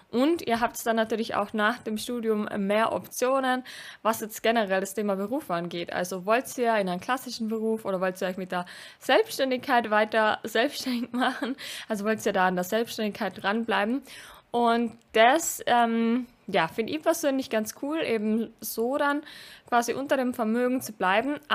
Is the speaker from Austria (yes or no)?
yes; Austria; ich komme aus Österreich und bei uns gibt es sowas wie BAföG nicht direkt.